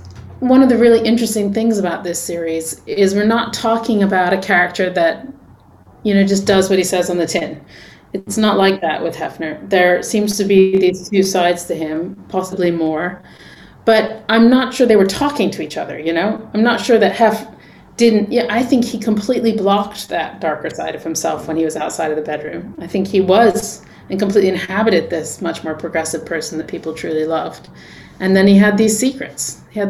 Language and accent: English; England, United Kingdom; also born or lived in New York; now in Los Angeles, United States; I'm not from LA. I grew up in England. I'm from New York. Okay. I've been here for 20 years.